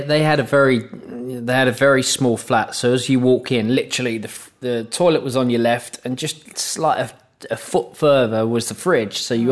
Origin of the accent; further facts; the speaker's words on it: London, United Kingdom; moved away; also born or lived in Manchester; I'm from the East End of London